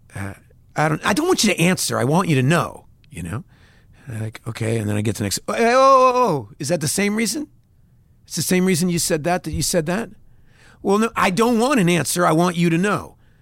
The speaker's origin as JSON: {"language": "English", "country": "United States", "said": "as an American artist"}